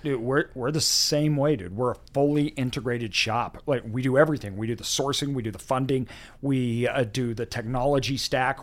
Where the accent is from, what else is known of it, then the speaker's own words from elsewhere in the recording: Meridian, Idaho, United States; I grew up in Meridian